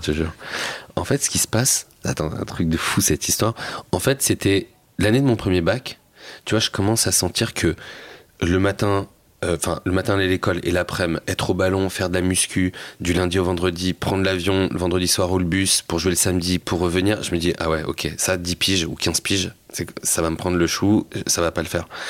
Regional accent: Seine-Saint-Denis, Île-de-France, France; moi, je venais de Seine-Saint-Denis

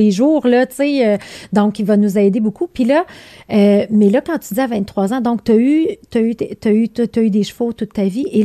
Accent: Belgium; accent: Belgian; moved away

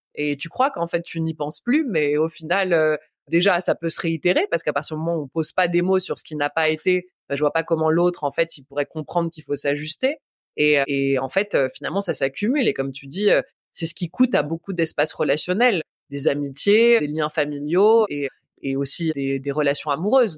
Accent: Paris, Île-de-France, France; moved away; j'ai grandi à Paris, je suis une vraie citadine

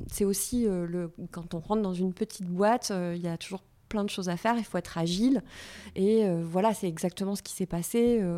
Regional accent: Toulouse, Occitania, France; je suis ah originaire de Toulouse.

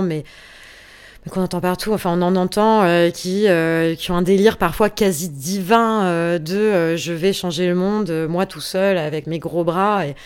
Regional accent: France; on est français

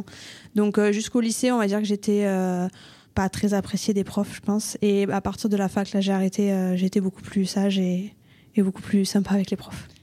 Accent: Toulouse, Occitania, France; Je suis née à Toulouse de parents euh, pas forcément toulousains euh, qui étaient un peu partout en France et j'ai vécu à Toulouse, j'ai grandi à Toulouse et pour l'instant je suis restée euh, sur Toulouse.

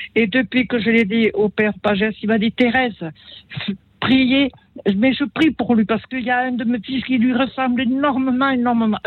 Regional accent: Italy; moved away; Je suis née en Italie

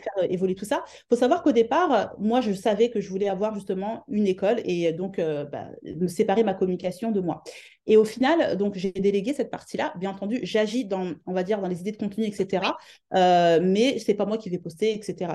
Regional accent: France; moved away as an adult; now in London, United Kingdom; je suis de France

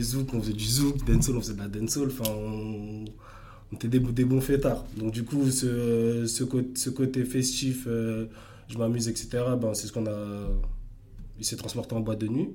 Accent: Asnières-sur-Seine, Île-de-France, France; also born or lived in Ermont / Democratic Republic of the Congo (ancestry) / Cameroon (ancestry); J'étais à Agnières, j'ai grandi à Agnières

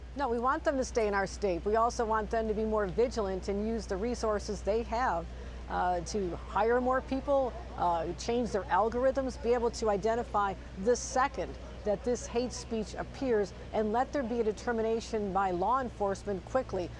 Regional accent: Buffalo, New York, United States; It's my hometown of Buffalo.

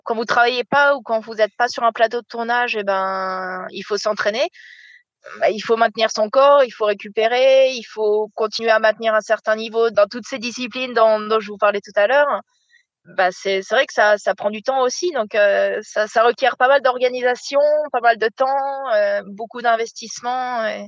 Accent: La Rochelle, Nouvelle-Aquitaine, France; moved away as an adult; also born or lived in Ireland; suis originaire de La Rochelle, euh, sur la côte atlantique. où euh, j'ai passé toute mon enfance là-bas.

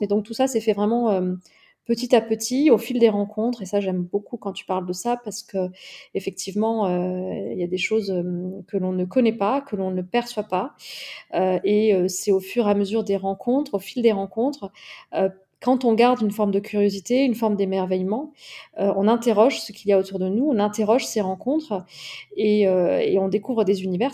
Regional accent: near Toulouse, Occitania, France; la ville dans laquelle j'ai grandi, près, près de Toulouse

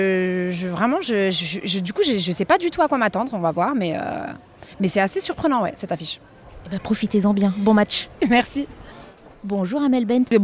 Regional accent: Lyon, Auvergne-Rhône-Alpes, France; je jouais en club euh, dans ma petite région, euh, je suis lyonnaise.

